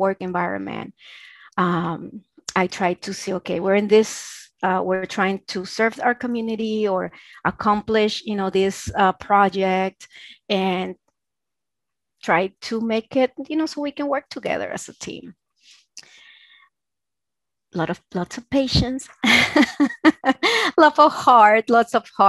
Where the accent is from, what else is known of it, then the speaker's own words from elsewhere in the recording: Santo Domingo, Dominican Republic; first language Spanish; English is a second language; now in Los Angeles, United States; I didn't have that in Santo Domingo, Dominican Republic.